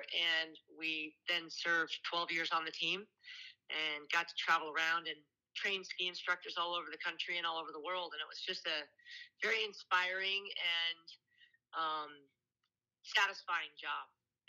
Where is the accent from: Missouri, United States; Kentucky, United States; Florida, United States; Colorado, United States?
Colorado, United States; Aspen; also born or lived in Wyoming; I grew up in Aspen, Colorado. My mom was a ski instructor